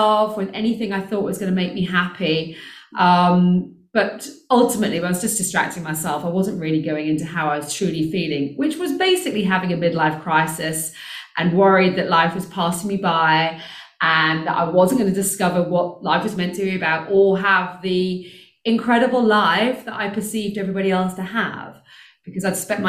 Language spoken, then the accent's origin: English; United Kingdom; moved away as an adult; now in South Africa; you can hear I'm British, I actually live in South Africa.